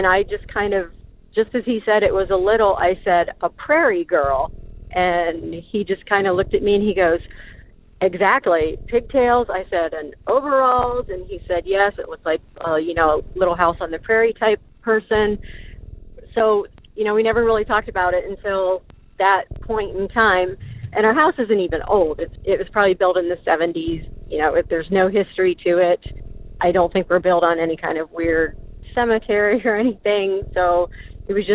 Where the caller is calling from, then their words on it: Ohio, United States; I'm calling from Ohio